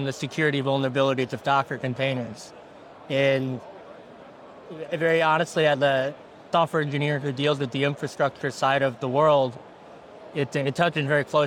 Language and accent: English; St. Louis, Missouri, United States; also born or lived in Washington State; I was born and raised in St. Louis